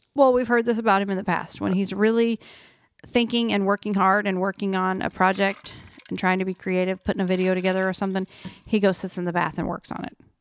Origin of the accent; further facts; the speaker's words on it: Oklahoma, United States; moved away; I'm from Oklahoma